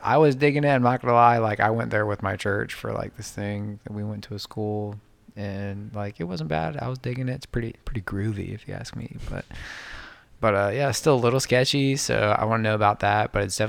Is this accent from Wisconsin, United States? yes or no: yes; Wisconsin, United States; moved away; I'm from Wisconsin. Yeah, that's where, like, the majority of my family is. My entire dad's side's in Wisconsin.